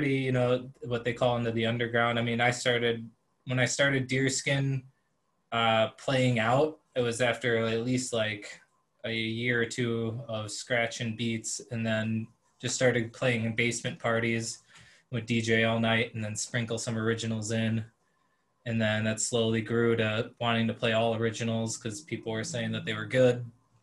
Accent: Elkhorn, Wisconsin, United States; moved away as an adult; now in Milwaukee, United States; growing up in Elkhorn

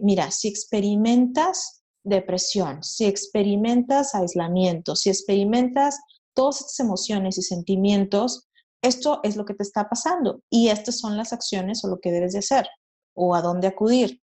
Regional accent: Monterrey, Nuevo León, Mexico; moved away as an adult; now in Halifax, Canada; yo soy de Monterrey, Nuevo León, México

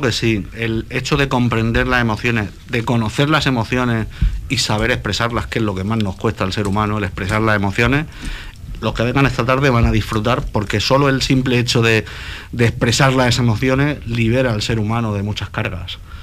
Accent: Cartagena, Region of Murcia, Spain; yo soy cartagenero

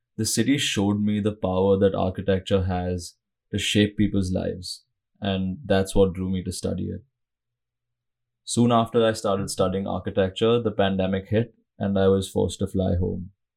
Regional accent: Mumbai, Maharashtra, India; moved away as an adult; I grew up in Mumbai a mega city on India's west coast

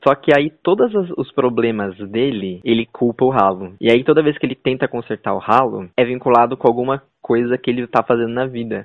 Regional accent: São Paulo, Brazil; accent: caipira; moved away; Nós dois que somos caipiras do interior.

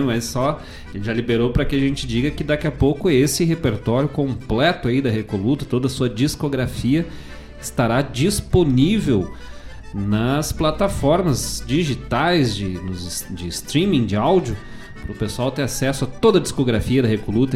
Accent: Bom Jesus, Rio Grande do Sul, Brazil; moved away; Bom Jesus, lá na minha cidade natal, lá nas, nos campos de cima da serra

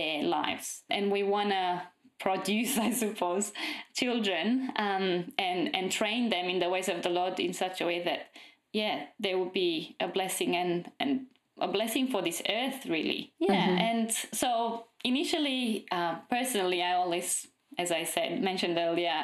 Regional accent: Romania; moved away as an adult; now in Australia; I'm from Romania

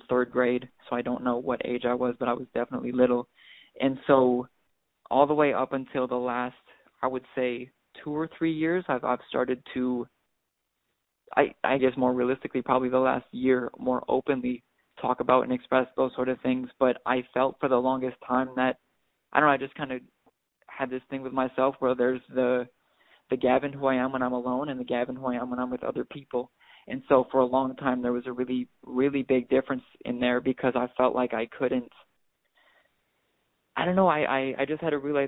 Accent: Wisconsin, United States; also born or lived in Milwaukee; growing up in Wisconsin

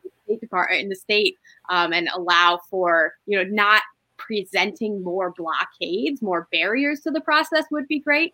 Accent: Toledo, Ohio, United States; I'm from Toledo

